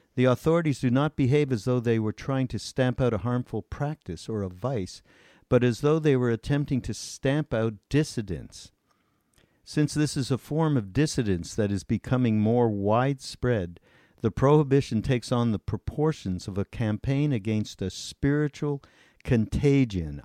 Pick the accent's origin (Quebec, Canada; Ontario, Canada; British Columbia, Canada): Quebec, Canada; Montreal; I came from Montreal